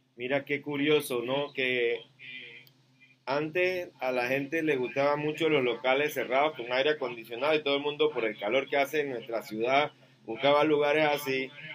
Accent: Chiriquí, Panama; yo soy de Chiriquí

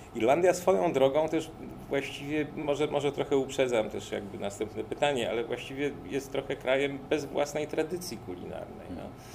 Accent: Łódź, Łódź Voivodeship, Poland; u nas w Łodzi

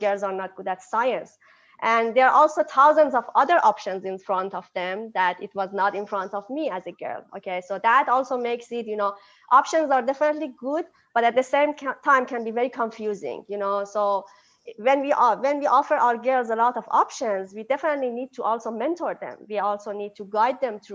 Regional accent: Iran; moved away as an adult; now in United States; I'm from Iran, so I basically grew up in an Eastern culture and Eastern educational system

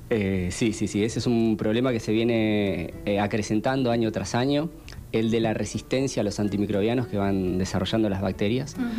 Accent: Pilar, Buenos Aires Province, Argentina; also born or lived in Quilmes; Yo soy de Pilar.

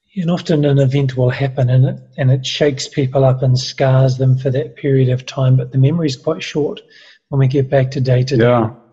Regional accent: New Zealand; I'm a Kiwi

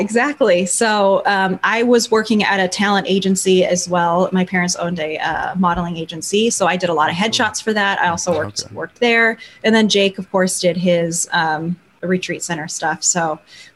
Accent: Burbank, California, United States; I grew up in California, Burbank, right where I still live.

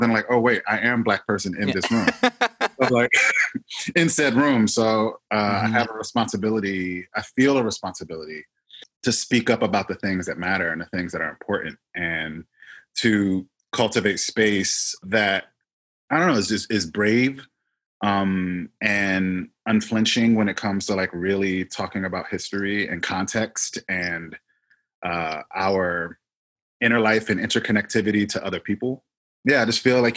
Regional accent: Philadelphia, Pennsylvania, United States; I grew up in Philly

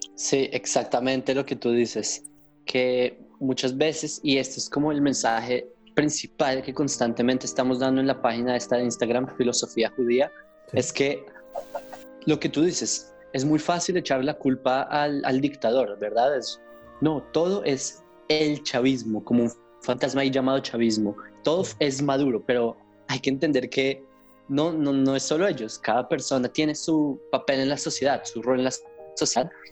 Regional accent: Colombia; accent: Colombian; now in Israel; yo nací en Colombia

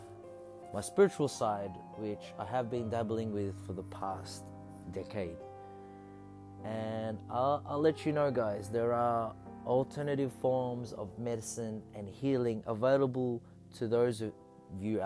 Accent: Australia; I'm a hyphenated Filipino-Australian

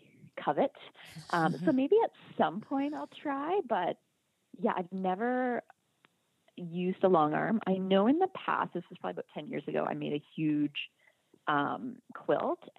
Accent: Canada; I'm Canadian

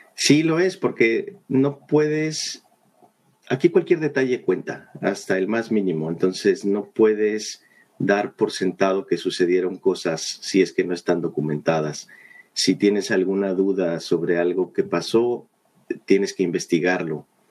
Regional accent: Mexico City, Mexico; moved away as an adult; now in Vancouver, Canada; yo nací en la Ciudad de México, eh, pues estuve allá toda mi vida hasta hace tres años que decidí venirme para acá

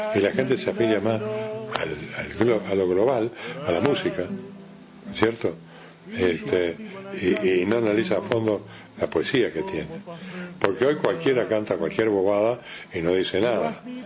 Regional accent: Rocha, Uruguay; moved away; also born or lived in Montevideo; yo soy de Roche

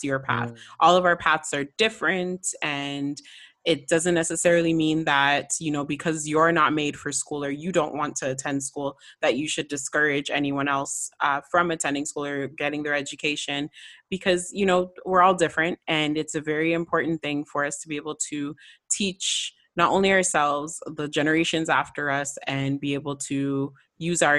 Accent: Canada; I'm from Canada

